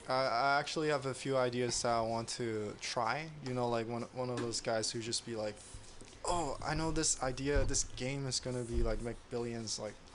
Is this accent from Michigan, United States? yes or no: no; San Jose, California, United States; Before that, I went to school in UCSD, and before that, I was in like San Jose area for like high school, middle school